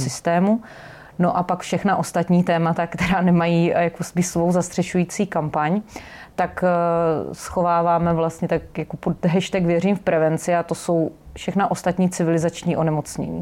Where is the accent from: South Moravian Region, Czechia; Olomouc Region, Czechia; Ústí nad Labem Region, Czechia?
South Moravian Region, Czechia; Brno; pocházím z Brna